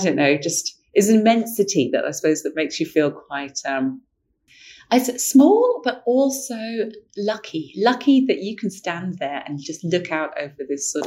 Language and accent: English; London, United Kingdom; I grew up in London where the light pollution just obscures everything